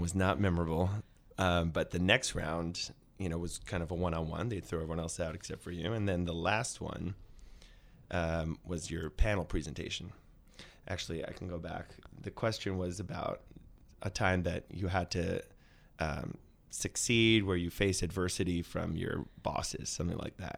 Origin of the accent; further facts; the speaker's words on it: New York City, New York, United States; also born or lived in Upper West Side, Manhattan; I'm from Brooklyn originally. I grew up in Flatbush.